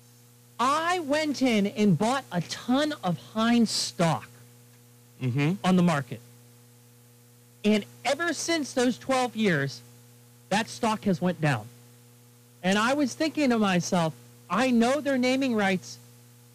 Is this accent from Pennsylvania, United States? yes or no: yes; Pittsburgh, Pennsylvania, United States; born or raised there